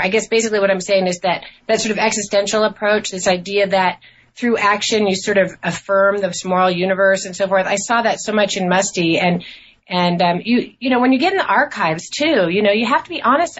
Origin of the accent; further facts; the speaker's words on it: Portland, Oregon, United States; also born or lived in New York City; I was born in New York City uh, and grew up in Portland, Oregon